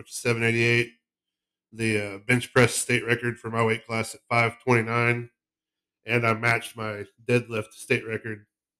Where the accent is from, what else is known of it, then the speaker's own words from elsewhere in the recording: Chickasha, Oklahoma, United States; also born or lived in Rush Springs, Oklahoma; I'm from Chickasha, Oklahoma. I'm born in Rush Springs, Oklahoma, home of the watermelons.